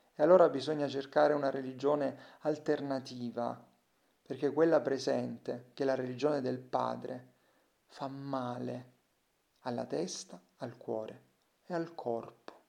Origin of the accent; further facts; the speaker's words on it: Salento, Apulia, Italy; accent: Salentino; Io non ho scritto solo nel mio dialetto, il salentino.